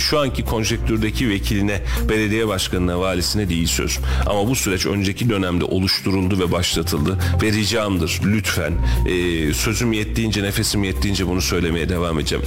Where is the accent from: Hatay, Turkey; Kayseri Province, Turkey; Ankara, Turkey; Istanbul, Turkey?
Kayseri Province, Turkey; born or raised there